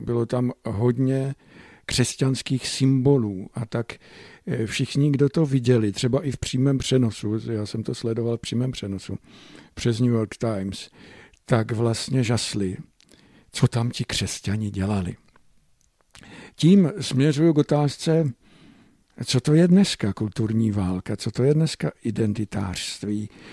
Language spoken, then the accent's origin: Czech; Moravian Slovakia, Czechia; tady u nás na Slovácku